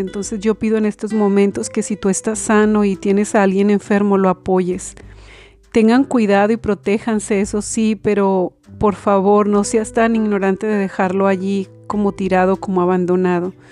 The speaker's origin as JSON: {"language": "Spanish", "town": "Belén del Refugio", "region": "Jalisco", "country": "Mexico", "moved": "yes", "said": "mi pueblo de Belén del Refugio"}